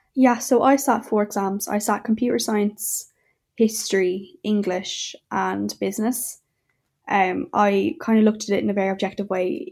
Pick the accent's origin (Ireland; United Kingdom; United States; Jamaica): Ireland; Clonmel, Munster; I'm from Clonmel and Tipperary, and I'm seventeen years old.